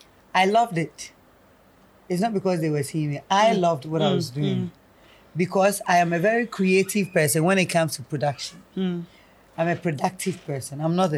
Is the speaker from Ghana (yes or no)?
yes; Kumasi, Ashanti, Ghana; first language Twi; English is a second language; the girl from Kumasi.